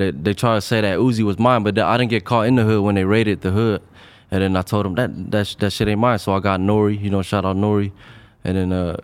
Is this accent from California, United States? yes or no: yes; Long Beach, California, United States; growing up in the East Side, it was cool. You know, that's where a lot of Cambodians at, a lot of Asians